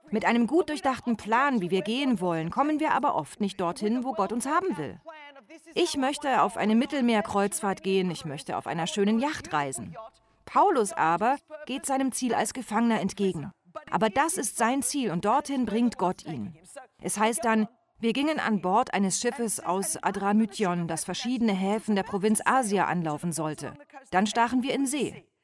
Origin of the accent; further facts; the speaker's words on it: Greece; Ich bin Griechin, aber ich denke gerne an Italien.